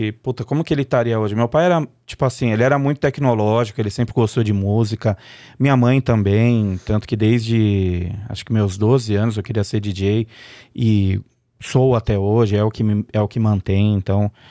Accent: São Paulo, Brazil; nasci numa na, na, maternidade ali numa na, no redor da, da Paulista ali não lembro onde que é mas mas morei minha vida inteira no Paris. Quer dizer, nasci e morei no Brás até os cinco anos.

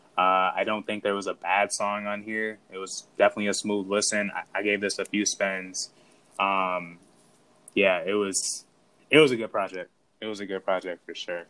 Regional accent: Midwest, United States; I'm from the Midwest

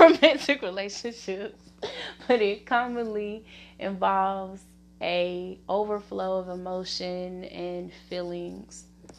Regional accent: Little Rock, Arkansas, United States; Okay, so originally, guys, I am from Arkansas, Little Rock to be exact. The specific area is Southwest, you know.

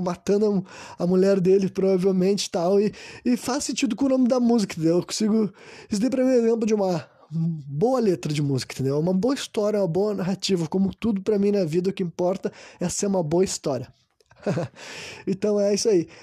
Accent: Brazil; eu sou brasileiro

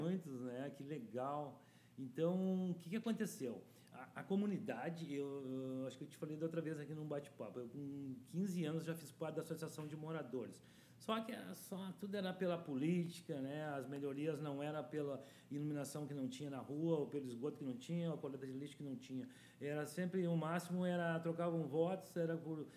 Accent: Porto Alegre, Rio Grande do Sul, Brazil; also born or lived in Vila Safira, Porto Alegre; eu nasci na Bom Jesus e tive uma infância legal

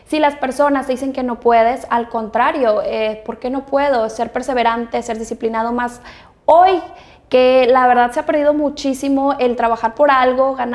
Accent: Monterrey, Nuevo León, Mexico; pues yo soy orgullosamente de Regiomontana, estoy muy contenta de ser regia 100%. La verdad es que mi tono, mi acento, siempre me dicen que no es como la la típica regia

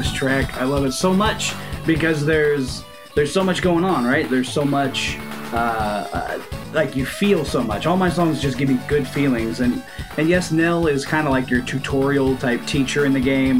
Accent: United States; I'm American

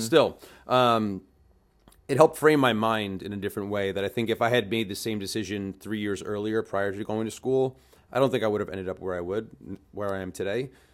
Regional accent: New York City, New York, United States; I'm originally a New Yorker, um, grew up in the food and beverage

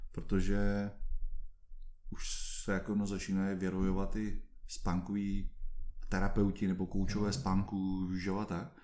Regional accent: Czechia

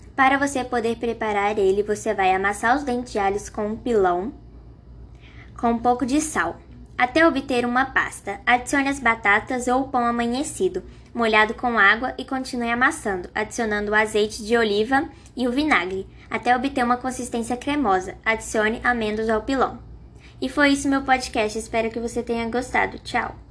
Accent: Contagem, Minas Gerais, Brazil; sou de Contagem

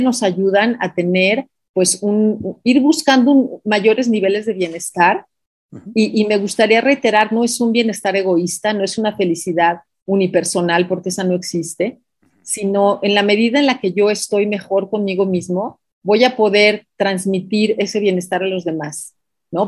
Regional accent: Mexico; also born or lived in Mexico City; leemos como mexicanos

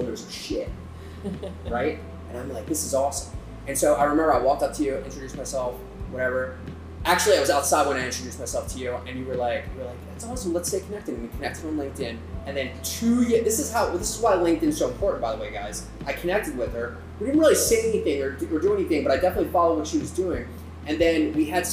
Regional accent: Baltimore, Maryland, United States; I'm from Baltimore

